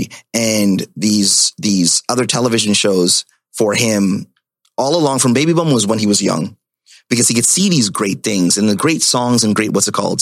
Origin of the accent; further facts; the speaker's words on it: Ottawa, Ontario, Canada; now in Toronto, Canada; that's where I'm from, that's where I grew up.